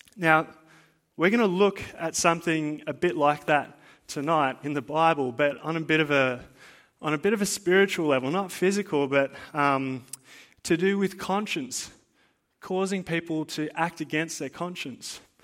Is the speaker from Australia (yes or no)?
yes; Blue Mountains, New South Wales, Australia; now in Central Coast, Australia; I didn't grow up on the Central Coast, right? I grew up in the Blue Mountains